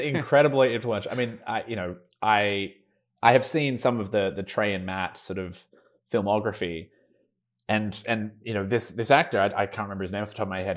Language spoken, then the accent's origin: English; Melbourne, Victoria, Australia; moved away as an adult; now in Los Angeles, United States; I'm Australian. I, I lived in Melbourne my whole life, and then I, um, graduated, uh, from high school